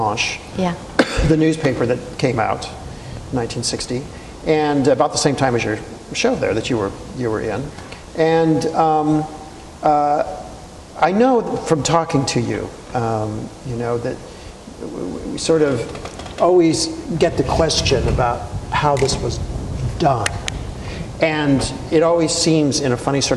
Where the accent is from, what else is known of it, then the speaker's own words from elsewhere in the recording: California, United States; I'm from California and was growing up in the area where this helicopter was flying over